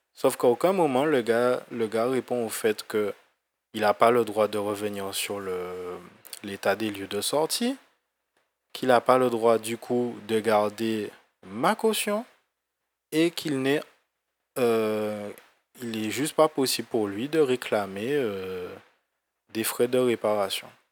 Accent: Guadeloupe; moved away as an adult; quand je suis parti en fait euh, de la Guadeloupe

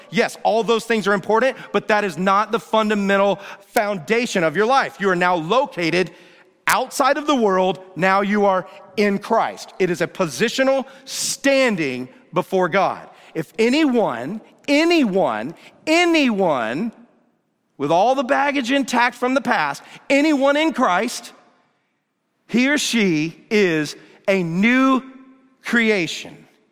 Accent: Atlanta, Georgia, United States; Growing up in Atlanta, Georgia

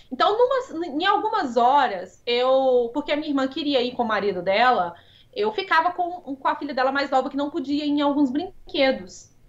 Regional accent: Brazil; Como eu sou brasileira.

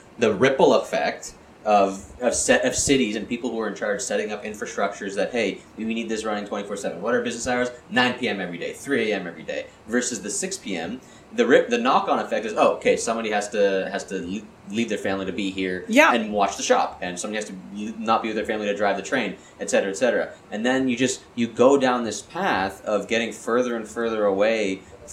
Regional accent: Brantford, Ontario, Canada; growing up in Brantford

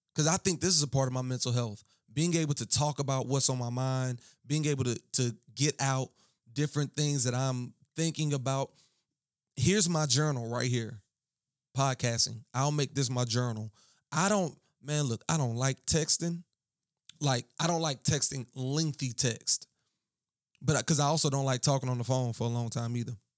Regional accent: Baton Rouge, Louisiana, United States; I am from Baton Rouge

